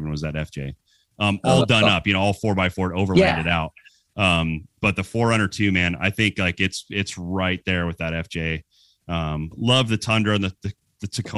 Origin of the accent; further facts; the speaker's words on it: California, United States; also born or lived in Arizona; I grew up in California, was born here in Arizona, but immediately moved to California and spent most of my life there.